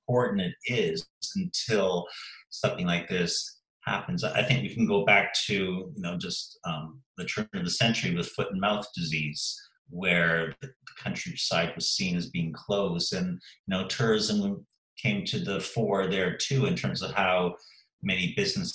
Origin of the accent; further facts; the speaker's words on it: Canada; also born or lived in Sheffield, England; now in Eastbourne, United Kingdom; my home country, Canada